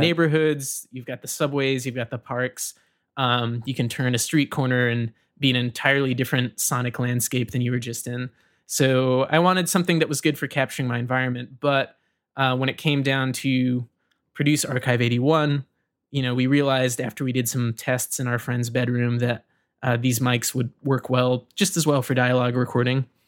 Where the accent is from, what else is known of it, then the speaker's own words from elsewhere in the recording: Rome, Georgia, United States; moved away as an adult; I was born in Rome, Georgia, and I grew up in Georgia until I was about eighteen